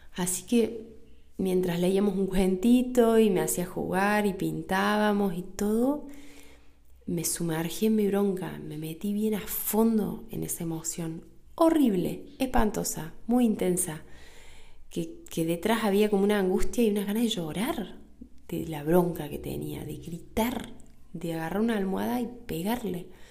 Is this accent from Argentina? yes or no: yes; Argentina; acá en Argentina, en mi país